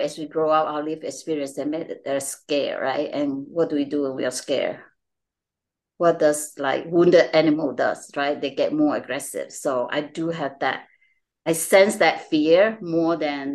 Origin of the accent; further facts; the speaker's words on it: Malaysia; moved away; I'm from Malaysia. I'm Chinese Malaysian.